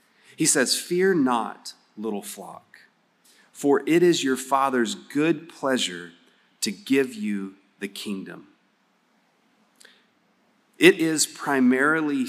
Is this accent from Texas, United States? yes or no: yes; West Texas, United States; I'm from West Texas.